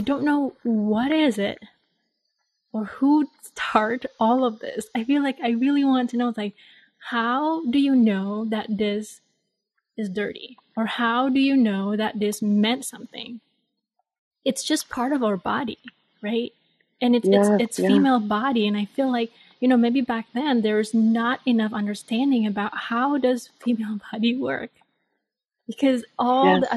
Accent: Bali, Indonesia; when I was growing up in Bali

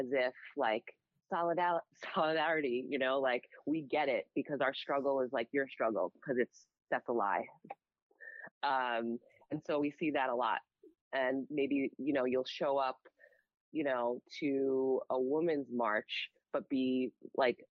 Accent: United States; a Black woman growing up in America

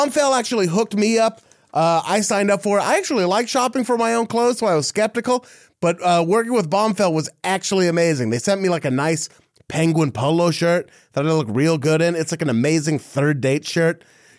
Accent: Dallas, Texas, United States; See, for him, it's like I'm from the Dallas Fort Worth area kind of thing.

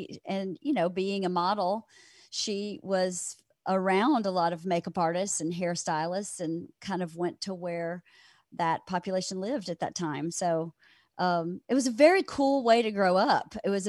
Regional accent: Georgia, United States; born there; So I was born in a very small town, 1,600 people. Everybody knows everybody.

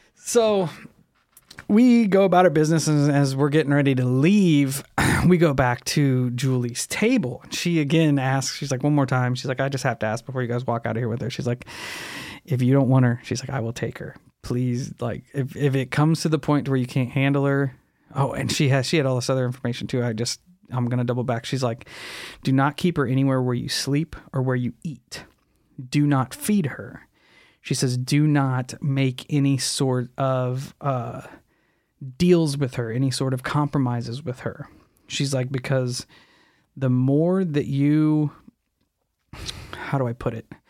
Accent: Alton, Illinois, United States; Around Alton

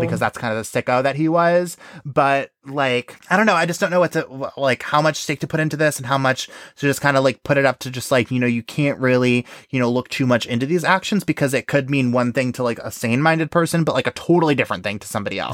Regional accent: New York, United States; I'm from New York

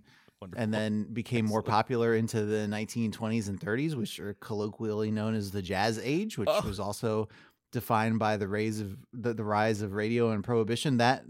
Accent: Ohio, United States; now in Philadelphia, United States; That's the thing, is like if I go into a Meijer in my hometown in Ohio to go get toothpaste, it's like a coin flip if I'm gonna run into somebody who I knew in high school.

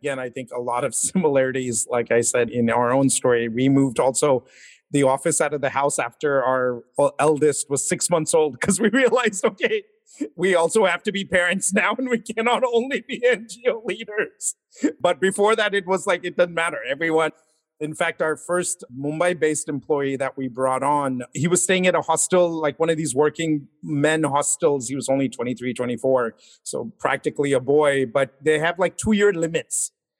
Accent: Houston, Texas, United States; I also grew up in Houston.

